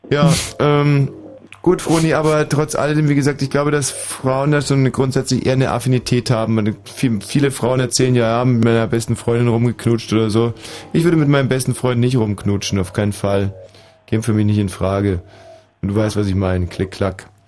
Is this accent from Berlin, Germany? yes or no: no; Munich, Bavaria, Germany; born there; Aber ich bin in München-Pasing geboren.